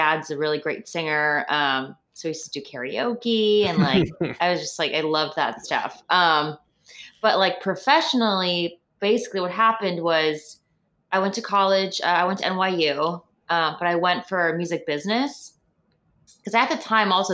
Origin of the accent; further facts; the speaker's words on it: Chicago, Illinois, United States; moved away as an adult; also born or lived in New York; now in Los Angeles, United States; I'm in the north suburbs of Chicago, which is where I was born and raised with my parents